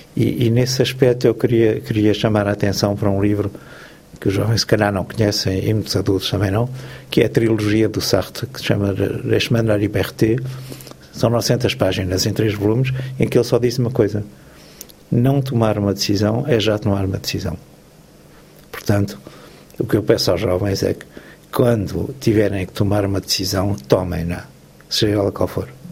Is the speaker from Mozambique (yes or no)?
no; Portugal; first language Portuguese; moved away as an adult; now in Belgium; eu, quando saí de Portugal em 1967